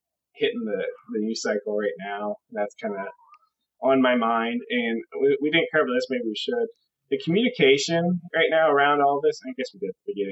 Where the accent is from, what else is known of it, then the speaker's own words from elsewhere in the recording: United States; here in America